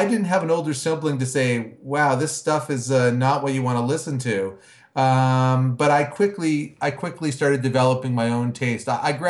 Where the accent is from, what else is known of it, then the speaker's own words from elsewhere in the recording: Hamilton, Ontario, Canada; Well, I'm a fellow Canadian to go along with some of your other guests and big … fans. I was born and raised in Hamilton, Ontario, Canada.